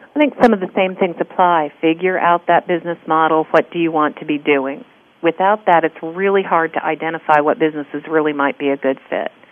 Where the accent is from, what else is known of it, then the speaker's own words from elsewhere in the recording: California, United States; now in Texas, United States; I'm from California